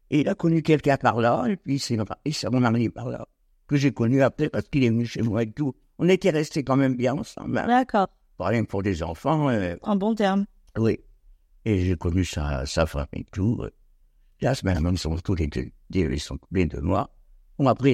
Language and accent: French; a small village near Clermont, Oise, Hauts-de-France, France; moved away as an adult; now in Nogent-sur-Oise, France; C'était pas une ville, c'était un petit, un petit village Je suis né là-bas, moi d'ailleurs.